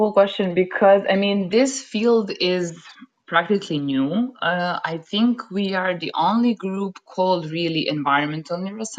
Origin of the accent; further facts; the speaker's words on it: Serbia; moved away as an adult; now in Germany; I come from Serbia, by the way, not from Germany